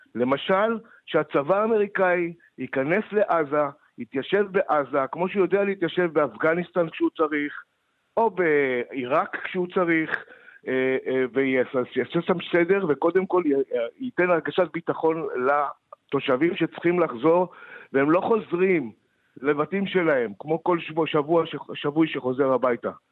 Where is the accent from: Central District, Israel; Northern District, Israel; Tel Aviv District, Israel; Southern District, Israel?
Southern District, Israel; Moshav Yesha, western Negev; אני גדלתי שם